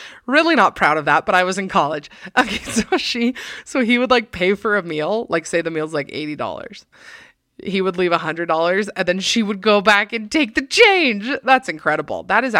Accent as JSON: {"language": "English", "region": "Texas", "country": "United States", "said": "So I'm from Texas, and I met this guy."}